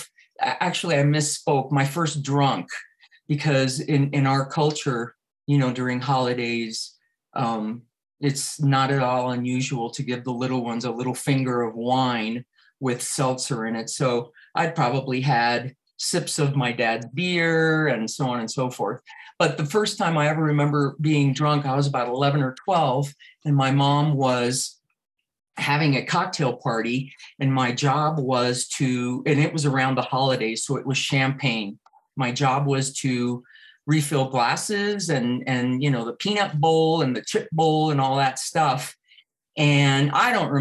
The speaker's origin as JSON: {"language": "English", "region": "South Florida", "country": "United States", "tie": "born or raised there", "also_born_or_lived": "Cuba", "said": "So my parents, who were in their early 30s, left Cuba and came to South Florida with myself, who was just about to turn 5"}